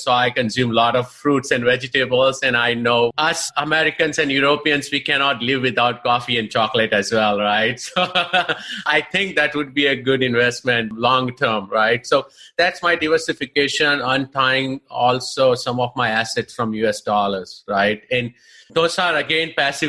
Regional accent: India; moved away as an adult; now in United States; I'm basically from India, of course. For the last 20 years, I live here, and I call this country as my home now.

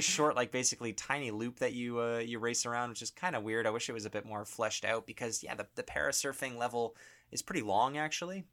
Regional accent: Canada

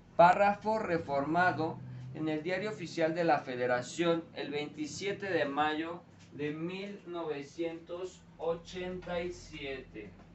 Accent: Mexico; nosotros como mexicanos

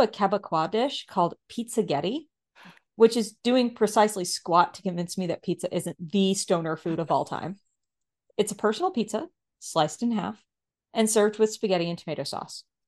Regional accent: United States; I am also an American

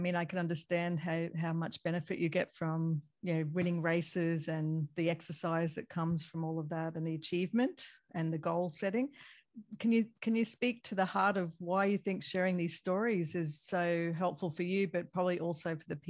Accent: Australia; also born or lived in Bay Area, United States; And as an Australian-American myself, because I lived in the Bay Area for a while

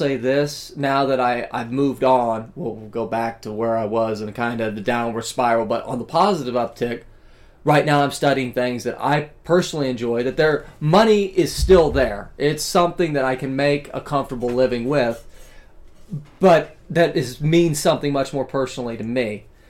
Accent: the South, United States; I come from the South

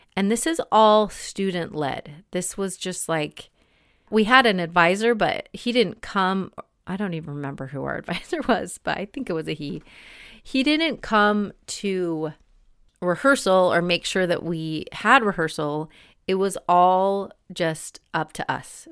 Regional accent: Salt Lake City, Utah, United States; moved away as an adult; also born or lived in Boston; I grew up in Salt Lake City

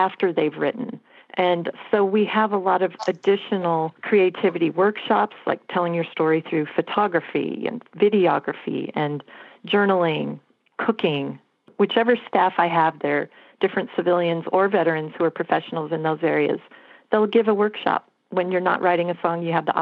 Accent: Colorado, United States; moved away; I am from Colorado

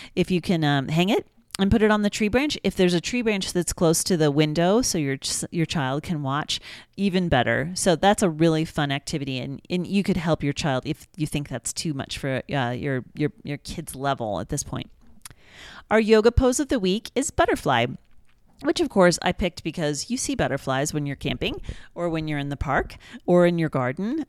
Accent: Kansas, United States; I'm from Kansas

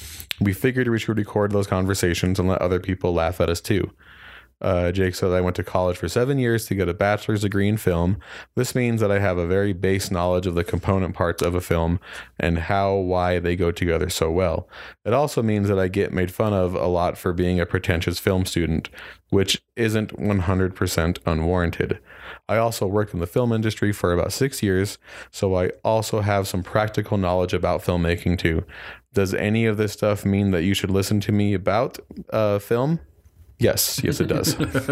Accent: Kearns, Utah, United States; I grew up in Kearns, Utah, and went to high school with Chris.

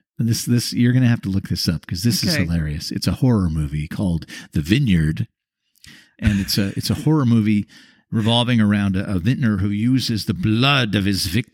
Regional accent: Seattle, Washington, United States; moved away as an adult; also born or lived in San Francisco, California; I'm from Seattle.

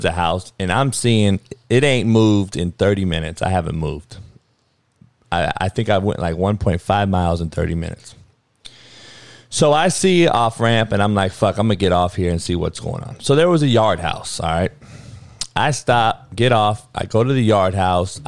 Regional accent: Compton, California, United States; growing up on the Compton College football fields

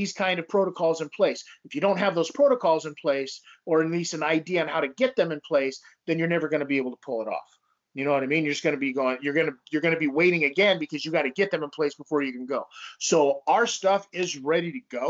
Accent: Las Vegas, Nevada, United States; growing up in Las Vegas

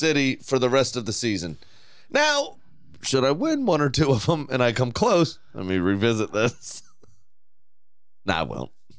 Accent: Maryland, United States; We're from Maryland.

